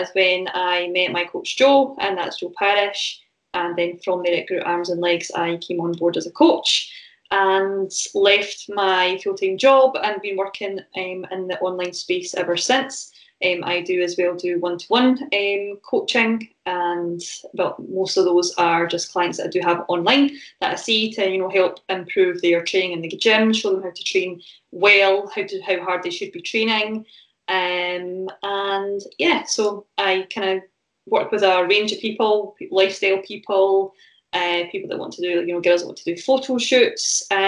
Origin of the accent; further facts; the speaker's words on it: Falkirk, Scotland, United Kingdom; now in Stirling, United Kingdom; I live in Stirling now, but I come from all the far away of Falkirk, which is like 20 minutes up the road